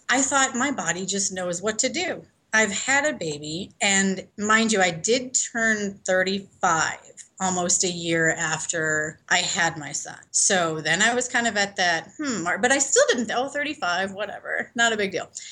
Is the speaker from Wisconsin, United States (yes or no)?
no; Chicago, Illinois, United States; moved away as an adult; also born or lived in New Zealand; now in Denver, United States; I'm originally from Chicago